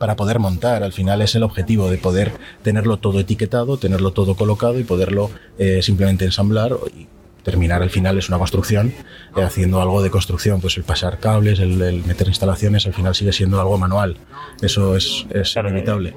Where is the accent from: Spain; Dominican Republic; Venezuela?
Spain; Zaragoza, Aragon; soy de Zaragoza